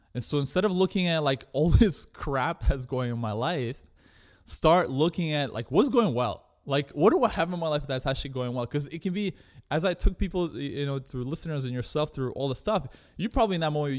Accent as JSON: {"language": "English", "country": "Russia", "moved": "yes", "lives_now": "Canada", "said": "I come from, you know, I'm an immigrant from Russia. My parents immigrated to Canada."}